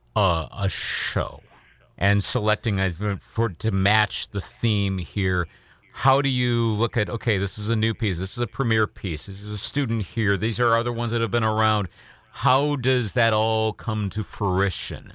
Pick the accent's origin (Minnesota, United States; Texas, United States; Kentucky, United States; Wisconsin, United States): Wisconsin, United States; Eau Claire; also born or lived in Iowa; my hometown here in Eau Claire